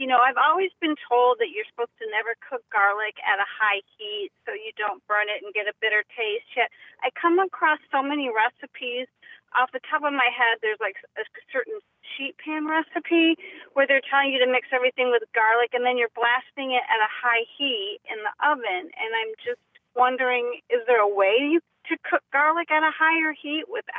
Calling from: Palm Harbor, Florida, United States; I'm calling from Palm Harbor, Florida.

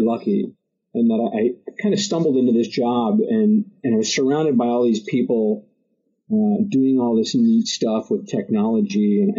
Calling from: New Haven, Connecticut, United States; I'm in New Haven, Connecticut.

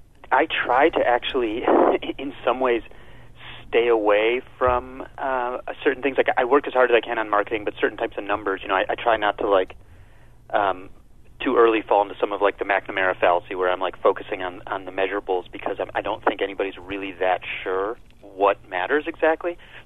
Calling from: New York City, New York, United States

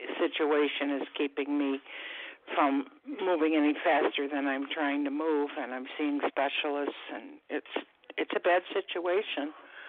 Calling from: Florida, United States; I'm calling from Florida.

